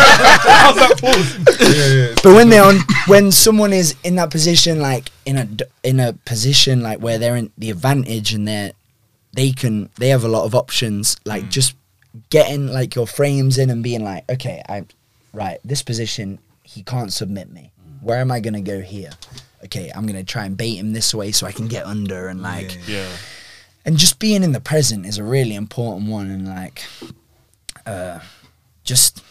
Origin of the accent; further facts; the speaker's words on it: United Kingdom; I'm fucking British